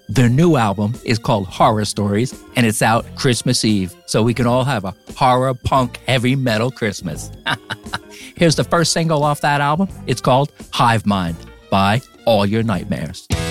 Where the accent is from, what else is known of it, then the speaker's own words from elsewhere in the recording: New Jersey, United States; I'm from New Jersey